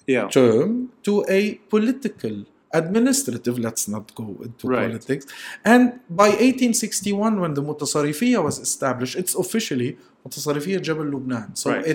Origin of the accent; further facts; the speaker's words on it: Beirut, Beirut Governorate, Lebanon; I'm from Beirut.